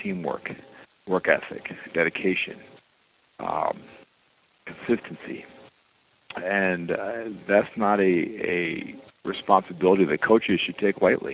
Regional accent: Detroit, Michigan, United States; growing up in Detroit

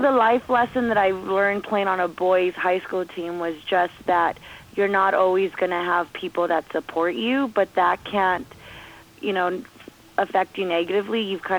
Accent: Commerce, California, United States; also born or lived in Bell Gardens; growing up in Commerce

